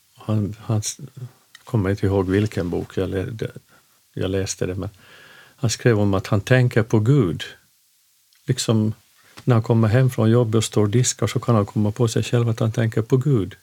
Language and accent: Swedish; Finland; moved away as an adult; also born or lived in Stockholm, Sweden / Örnsköldsvik, Sweden; now in Köpmanholmen, Sweden; vi kommer från Finland som du kanske hör